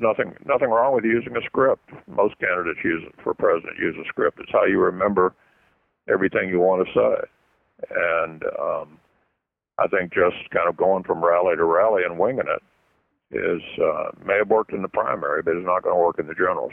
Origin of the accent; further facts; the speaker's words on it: Louisville, Kentucky, United States; my hometown of Louisville